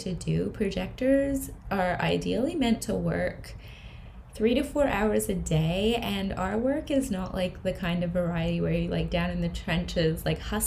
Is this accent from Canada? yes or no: yes; Canada; moved away; I'm from Canada originally